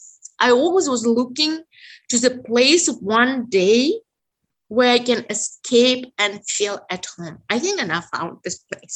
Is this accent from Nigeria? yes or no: no; Tashkent, Uzbekistan; English is a second language; moved away as an adult; also born or lived in Odessa, Ukraine / Germany; now in Detroit, United States; I was born in Tashkent under the communist system. On the one hand, I grew up in a Muslim culture, you know, in my Uzbek community